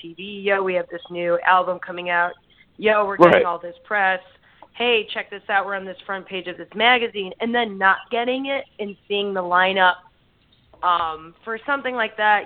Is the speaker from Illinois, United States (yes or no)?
yes; Chicago, Illinois, United States; we're from Chicago. We totally carry the flag as we go and try to represent ourselves and our community